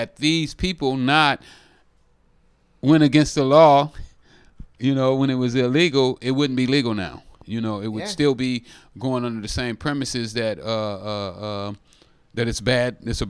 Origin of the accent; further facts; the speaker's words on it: Oakland, California, United States; oh, no, you don't like me because I'm from Oakland.